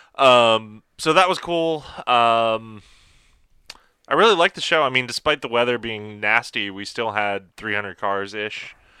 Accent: Hickory Corners, Michigan, United States; I grew up in Hickory Corners, Michigan, which is right down the street from the Gilmore Car Museum.

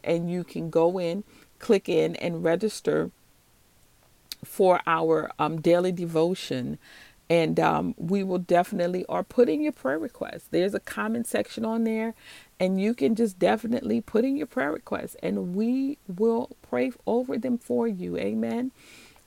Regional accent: New Orleans, Louisiana, United States; I'm from New Orleans, Louisiana. So if you hear that accent and you hear me say baby, that's what you're hearing

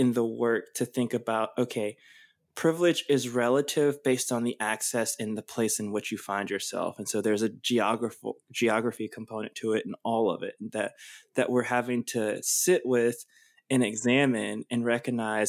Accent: United States; having the citizenship of being an American

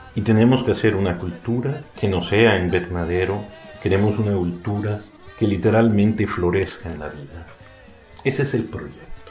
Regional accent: Mexico; nos define como mexicanos

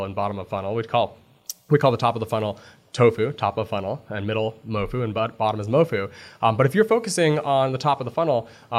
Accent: Canada; I'm a dual citizen. I'm a Canadian

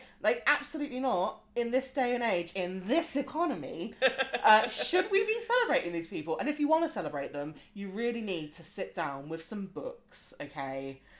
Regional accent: Australia; as an Australian as well

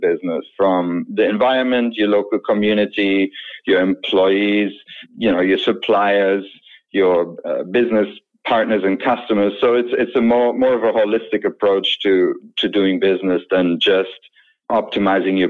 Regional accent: Germany; moved away as an adult; also born or lived in London / Vienna; now in North Bay, California, United States; I was born and raised in Germany, left Germany in 2000

